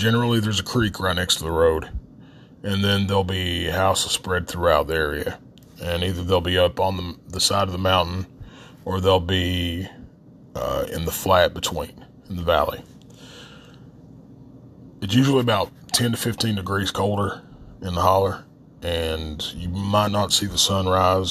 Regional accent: southern West Virginia, United States; accent: Appalachian; We say creek in southern West Virginia.

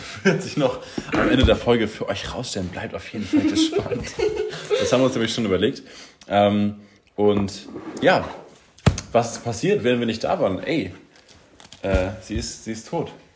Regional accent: Schwerin, Mecklenburg-Vorpommern, Germany; moved away; ich habe natürlich auch irgendwann ähm, hier schon meine Heimatstadt Schwerin verlassen

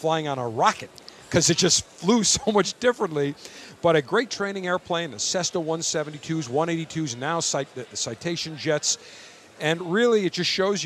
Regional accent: Buffalo, New York, United States; I'm from Buffalo

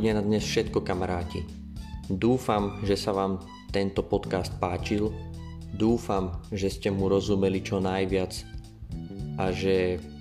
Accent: western Slovakia, Slovakia; Ja som zo západného Slovenska, to znamená, že bývam na západe Slovenska

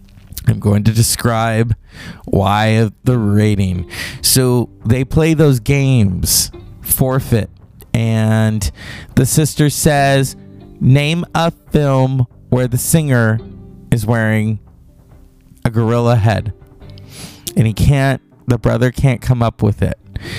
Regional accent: United States; As an American

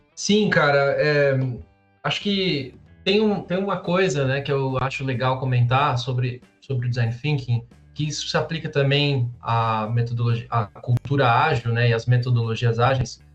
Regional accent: São Paulo, Brazil; Eu sou de São Paulo, é, tenho 29 anos

